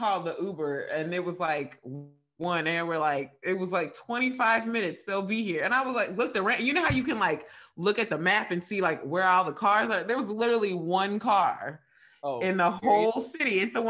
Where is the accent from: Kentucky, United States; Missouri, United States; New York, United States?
Kentucky, United States; Radcliff; moved away; I'm from Radcliffe, Kentucky. It's like a really small town